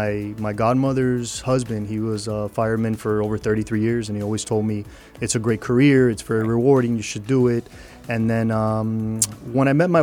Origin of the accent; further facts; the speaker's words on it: Miami, Florida, United States; I was born in Mercy Hospital, and I lived in the city for most of my childhood. I lived in Shenandoah, 16th Terrace and 19th Avenue.